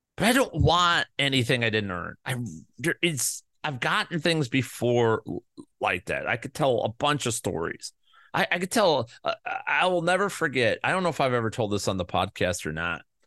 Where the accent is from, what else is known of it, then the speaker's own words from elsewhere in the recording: Midwest, United States; I'm from the Midwest.